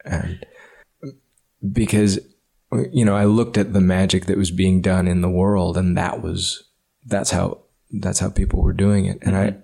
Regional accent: Ames, Iowa, United States; I grew up in Ames, Iowa

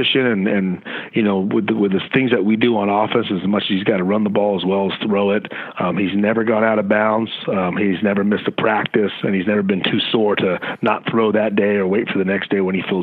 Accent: Livermore, California, United States; now in Las Vegas, United States; me as well, is from Livermore, California, which is really close to Concord

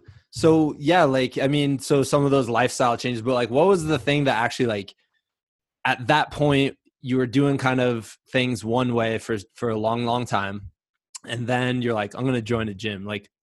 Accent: Midwest, United States; Which, by the way, I'm from the Midwest.

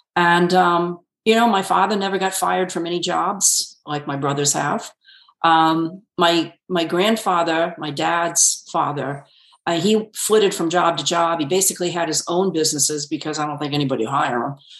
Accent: Connecticut, United States; moved away; I grew up completely in Connecticut. My okay. I was born and raised there.

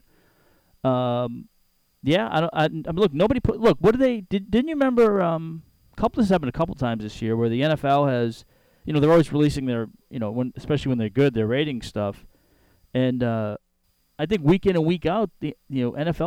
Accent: Boston, Massachusetts, United States; now in Charlotte, United States; I'm from Boston, and I like the Boston teams

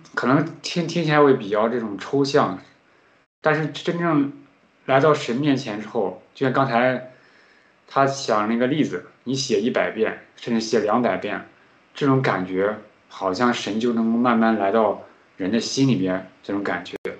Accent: Henan, China; accent: Henan dialect; 我自己说话，有时候会有这种河南方言，就是方言就说话会比较快嘛

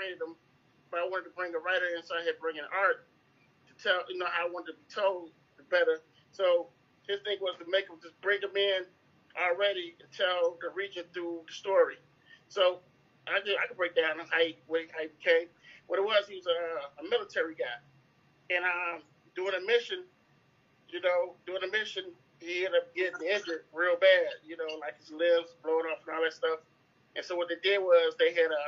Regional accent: Chicago, Illinois, United States; I'm from Chicago, Illinois, Southside.

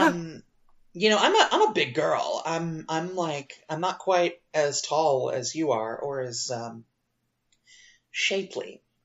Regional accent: United States; as an American

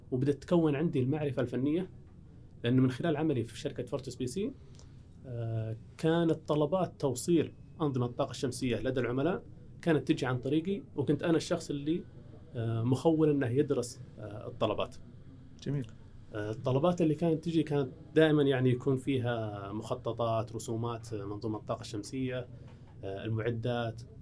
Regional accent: Saudi Arabia

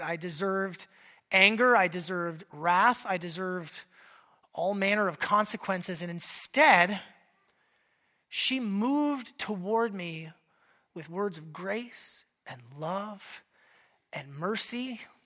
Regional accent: Alaska, United States; moved away; I grew up in Alaska.

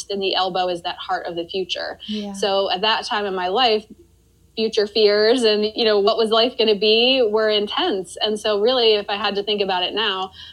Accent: Maryland, United States; also born or lived in Washington, D.C.; I grew up in Maryland and I went to school in Maryland

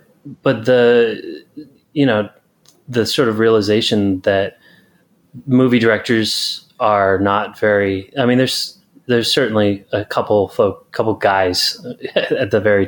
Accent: California, United States; So lived in California since I was 10. Gotcha. Effectively a California guy

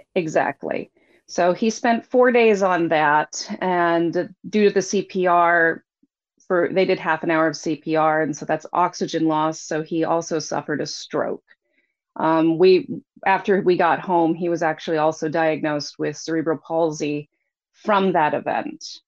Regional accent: Anchorage, Alaska, United States; I was born, we were both actually born here in Anchorage. I was raised in Anchorage.

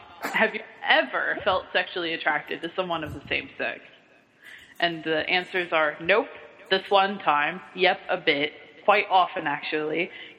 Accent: Kentucky, United States; accent: southern; I get my southern accent because, you know, I am from Kentucky.

